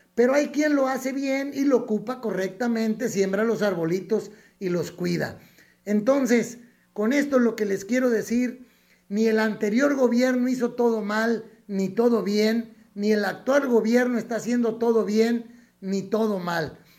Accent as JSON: {"language": "Spanish", "country": "Mexico", "said": "dividirnos como mexicanos"}